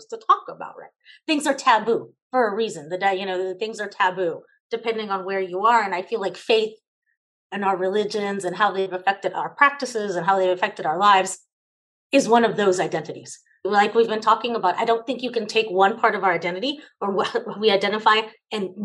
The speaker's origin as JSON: {"language": "English", "town": "Los Angeles", "region": "California", "country": "United States", "tie": "born or raised there", "also_born_or_lived": "El Salvador", "said": "My family brought me here to the United States when I was 5. We immigrated with every other Salvadorian who was running from the Civil War in the late 70s and the early 80s. We followed the migration pattern and ended up in Los Angeles, California"}